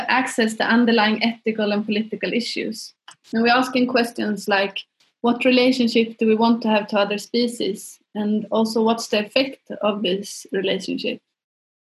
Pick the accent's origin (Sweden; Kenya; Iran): Sweden; Stockholm, Stockholm County; moved away as an adult; also born or lived in London, United Kingdom; now in Berlin, Germany; our background is that we are from Stockholm in Sweden